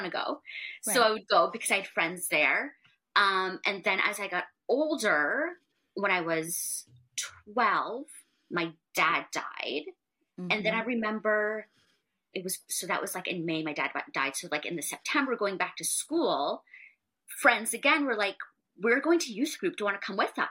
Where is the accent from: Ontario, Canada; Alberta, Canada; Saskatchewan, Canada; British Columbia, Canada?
Ontario, Canada; Niagara region; moved away as an adult; now in Toronto, Canada; I grew up in the Niagara region, moved to Toronto a little bit more than 10 years ago with my husband